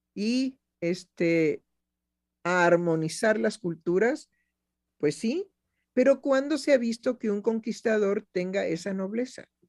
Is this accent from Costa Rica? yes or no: no; Mexico; como mexicana